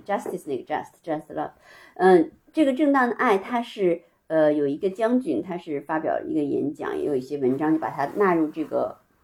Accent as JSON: {"language": "Chinese", "region": "Beijing", "country": "China", "tie": "born or raised there", "said": "先跟外公外婆，然后十一岁扔到北京跟爷爷奶奶"}